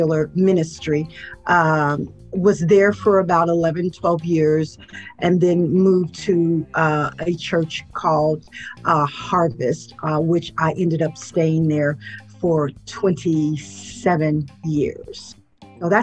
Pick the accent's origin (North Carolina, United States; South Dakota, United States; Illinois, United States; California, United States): California, United States; Compton; moved away as an adult; also born or lived in Kansas City, Missouri; now in Oklahoma, United States; Compton, California was where I was raised